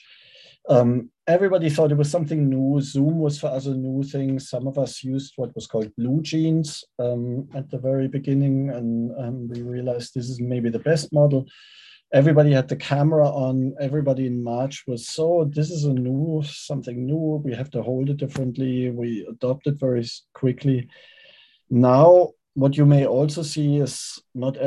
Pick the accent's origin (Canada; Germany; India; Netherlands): Germany; first language German; English is a second language; moved away as an adult; now in United States; I was born in Germany. So Germany is, of course, my first language